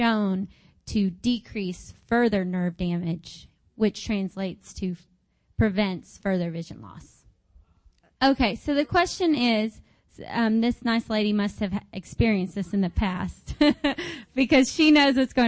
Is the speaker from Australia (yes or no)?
no; Arkansas, United States; I'm from Arkansas